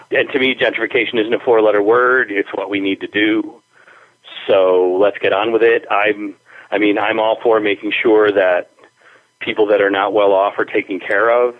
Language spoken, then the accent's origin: English; Springfield, Massachusetts, United States; also born or lived in Spain; living in my hometown in the downtown